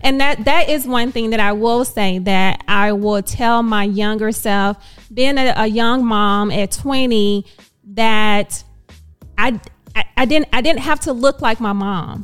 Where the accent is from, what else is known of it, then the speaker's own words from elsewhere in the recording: Dallas, Texas, United States; I am born and raised in Dallas